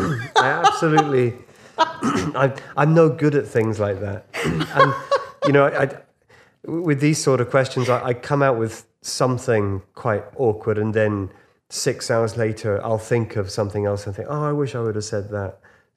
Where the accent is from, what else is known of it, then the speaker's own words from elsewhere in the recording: Huyton, North West England, United Kingdom; thinking that I'm this boy from Huyton, you know, who used to take out all his records when I was 8 years old.